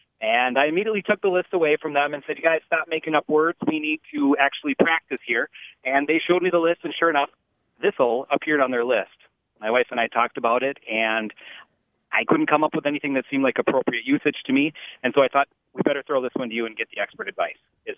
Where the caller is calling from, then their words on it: De Pere, Wisconsin, United States; I'm calling from De Pere, Wisconsin.